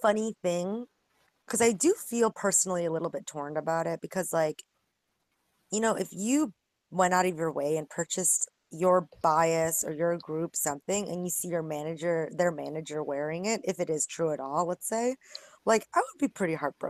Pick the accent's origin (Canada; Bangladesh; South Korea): South Korea; now in United States; And I'm from Korea, and I think everybody already owns a gun, and we have open carry laws in the States.